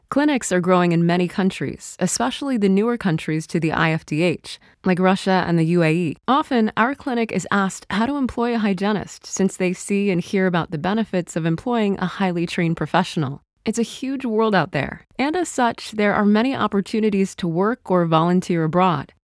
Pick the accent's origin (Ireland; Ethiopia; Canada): Canada; moved away as an adult; also born or lived in Munich, Germany; now in Germany; as a Canadian dental hygienist, came to work in Germany